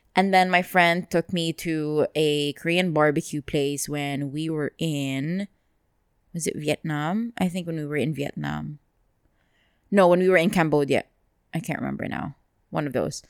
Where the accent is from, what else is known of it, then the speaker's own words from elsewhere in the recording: Dubai, United Arab Emirates; I grew up here